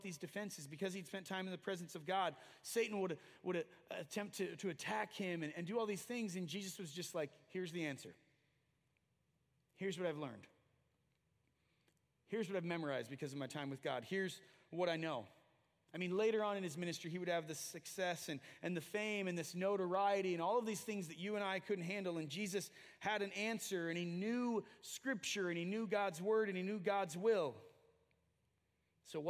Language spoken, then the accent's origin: English; United States; we as American evangelicals and Christians and Christ followers